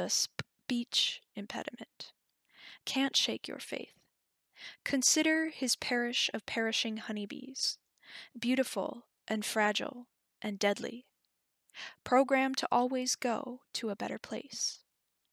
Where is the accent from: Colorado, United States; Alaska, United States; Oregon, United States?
Alaska, United States; Wasilla; I'm from Wasilla, Alaska